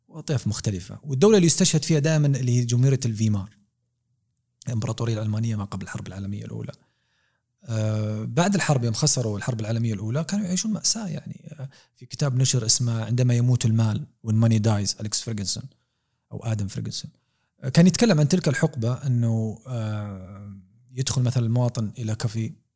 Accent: Saudi Arabia; احنا عندنا في دول الخليج

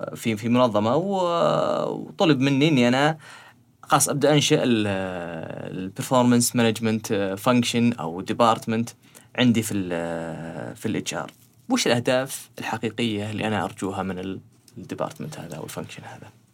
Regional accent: Saudi Arabia; عندنا في السعوديه

